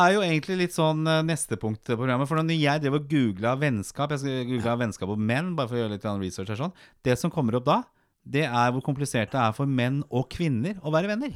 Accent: Oslo, Norway; Jeg vokste opp på Torshov i Oslo

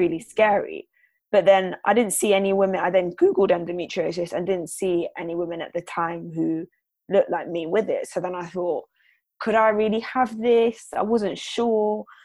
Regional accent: London, United Kingdom; I'm from London, born and raised.

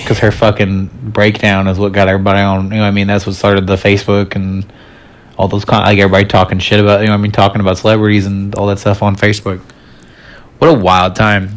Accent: Charleston, South Carolina, United States; I grew up in Charleston, South Carolina.

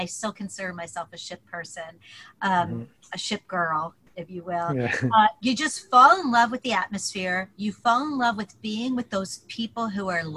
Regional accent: Philadelphia, Pennsylvania, United States; I grew up in Philly, wanted to go to New York, the Big Apple

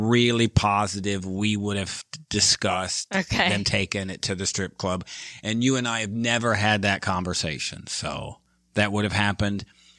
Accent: Midwest, United States; because I only have my experience from growing up in the Midwest.

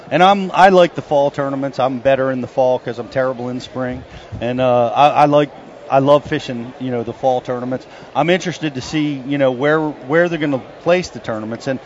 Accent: Peachtree Corners, Georgia, United States; I'm from Peachtree Corners, Georgia.

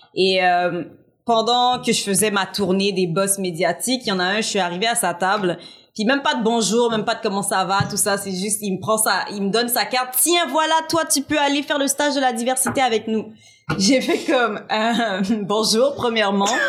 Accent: Montreal, Quebec, Canada; now in Repentigny, Canada; j'ai grandi à Antique, sur l'île de Montréal

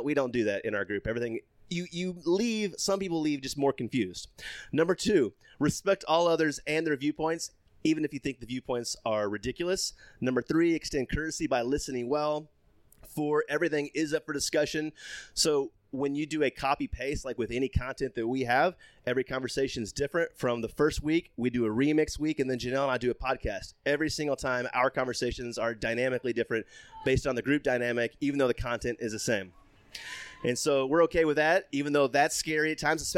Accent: Texas, United States; I grew up Southern Baptist Evangelical State of Texas

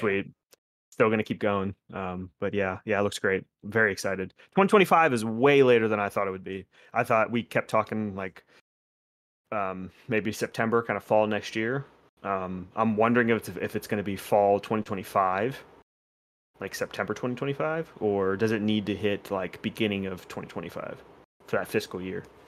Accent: West Palm Beach, Florida, United States; my hometown area, like West Palm

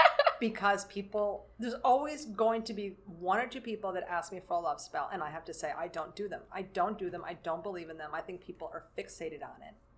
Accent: New York City, New York, United States; moved away as an adult; now in Lower Hudson Valley, United States; I grew up in New York City

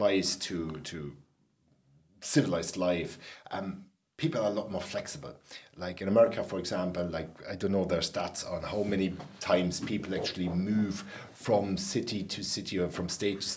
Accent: Berlin, Germany; moved away as an adult; now in Ireland; growing up in Berlin

